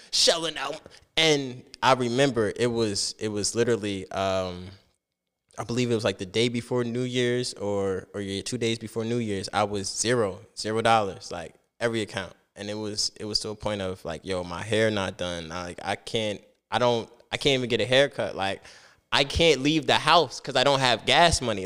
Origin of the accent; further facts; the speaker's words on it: Piscataway, New Jersey, United States; also born or lived in Plainfield, New Jersey; Piscataway was it though